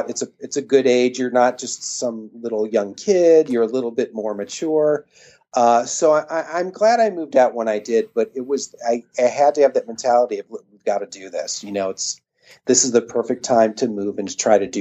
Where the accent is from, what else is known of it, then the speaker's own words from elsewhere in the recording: Cleveland, Ohio, United States; also born or lived in New York / Mentor, Ohio; I'm from Cleveland, Ohio